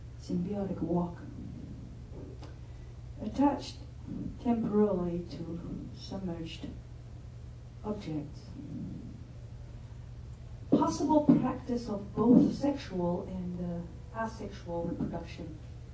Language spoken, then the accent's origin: English; Gascony, Nouvelle-Aquitaine, France; moved away; in Gascon, where I'm coming from. I come from Gascony.